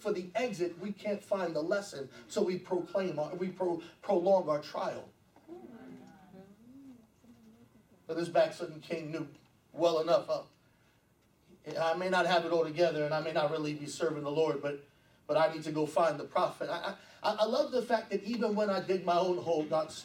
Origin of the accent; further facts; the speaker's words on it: New York, United States; I'm born and raised in New York